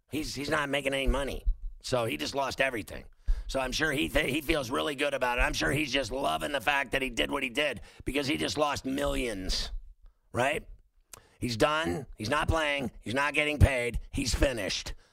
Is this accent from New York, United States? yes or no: no; Chicago, Illinois, United States; now in Tulsa, United States; Tulsa, but I'm I'm originally from Chicago